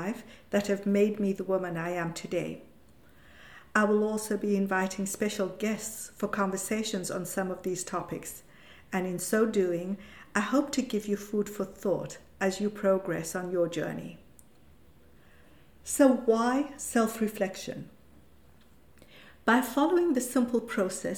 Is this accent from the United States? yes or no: no; South Africa; moved away as an adult; now in Europe; This was under the apartheid regime in South Africa and meant that I went to an Indian school and lived in a colored area